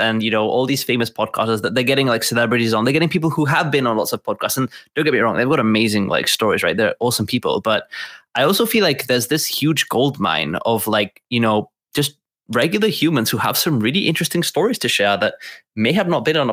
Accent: Gibraltar; I'm actually from Gibraltar. And it is, for those of you who don't know, Gibraltar is a British territory at the bottom of Spain

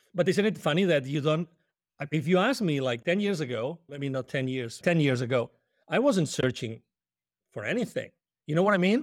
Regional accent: Spain; English is a second language; moved away as an adult; I'm originally from Spain, we love coffee

